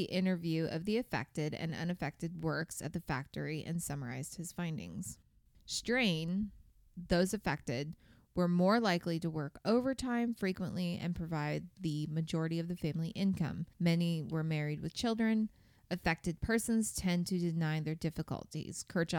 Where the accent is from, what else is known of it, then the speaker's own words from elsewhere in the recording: Indiana, United States; We are from Indiana.